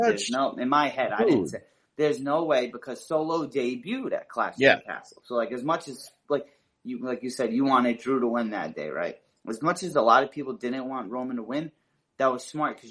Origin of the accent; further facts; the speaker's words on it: California, United States; I'm from California. I live an hour from the stadium